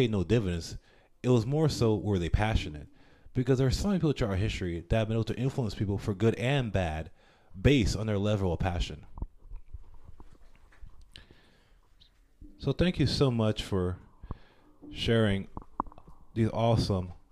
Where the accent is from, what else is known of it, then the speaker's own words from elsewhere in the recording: Panama; I'm from Panama.